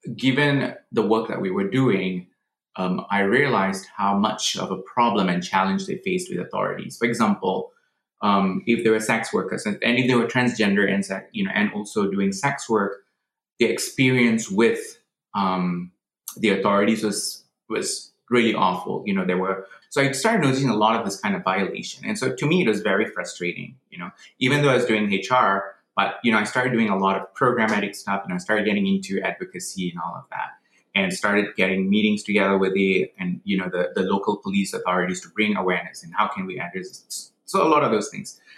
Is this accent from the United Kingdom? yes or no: no; Malaysia; moved away as an adult; now in United States; I was actually born in Malaysia. I grew up in Malaysia.